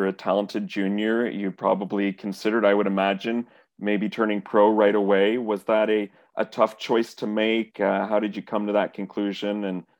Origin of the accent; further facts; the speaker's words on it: Canada; also born or lived in Montreal, Quebec / Toronto, Ontario; I was growing up in Montreal and in Toronto as well